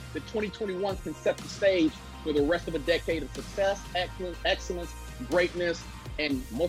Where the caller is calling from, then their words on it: Cincinnati, Ohio, United States; I'm calling in from Cincinnati, Ohio.